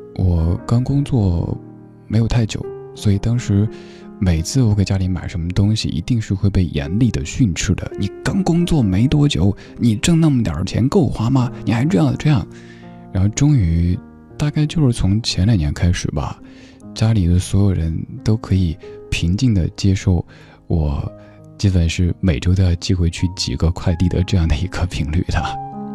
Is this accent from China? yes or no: yes; China; 我们中国人盼望了那么久，那么久的